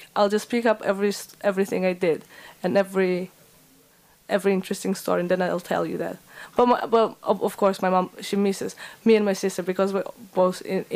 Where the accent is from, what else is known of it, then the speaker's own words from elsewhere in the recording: Tashkent, Uzbekistan; English is a second language; moved away as an adult; now in Leeds, United Kingdom; I'm from Tashkent, it's the capital of Uzbekistan, and Uzbekistan is a country in Central Asia